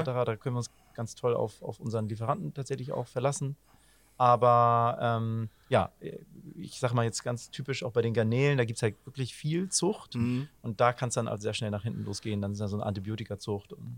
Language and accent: German; Hamburg, Germany; das haben wir auch als Hamburger